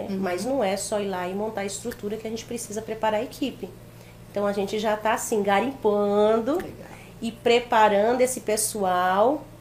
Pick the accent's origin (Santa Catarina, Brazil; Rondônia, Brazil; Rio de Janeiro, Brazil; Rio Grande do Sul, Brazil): Rondônia, Brazil; Jaru; also born or lived in Pernambuco; eu não cresci só em Pimenta, eu não cresci em Jaru. Então, na minha infância foi Jaru. Sim. E, é, a, a, é, a, adolescência foi Pernambuco.